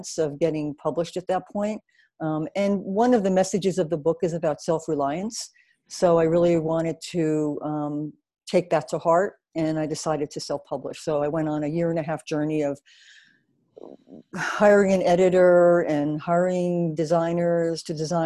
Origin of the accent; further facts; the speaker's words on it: New Jersey, United States; moved away as an adult; also born or lived in New York City; I am from New Jersey originally, but I spent most of my adult life in New York City